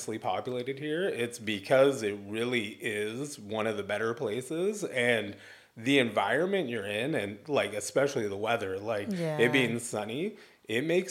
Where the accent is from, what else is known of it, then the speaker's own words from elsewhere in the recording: Olympic Valley, California, United States; now in Los Alamitos, United States; I grew up in Squaw Valley